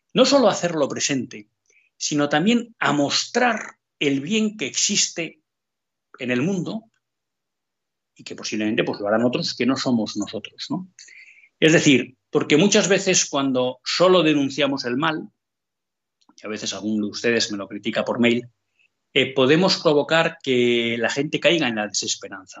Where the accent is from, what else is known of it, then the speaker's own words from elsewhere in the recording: Spain; como católicos, en primer lugar, y como españoles, en segundo lugar